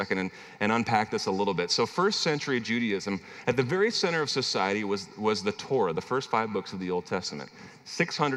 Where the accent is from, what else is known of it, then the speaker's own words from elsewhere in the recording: Midwest, United States; also born or lived in Minnesota; now in Arkansas, United States; I'm originally from the Midwest